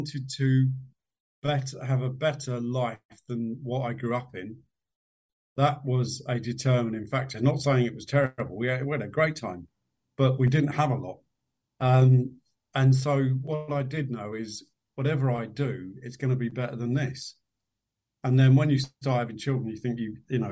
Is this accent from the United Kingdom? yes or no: yes; London, United Kingdom; We lived in a part of West London. I was born in West London.